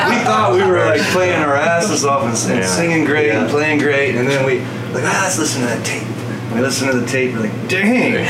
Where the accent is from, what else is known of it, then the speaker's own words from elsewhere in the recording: Destin, Florida, United States; I was born and raised in Destin, actually. It's my hometown.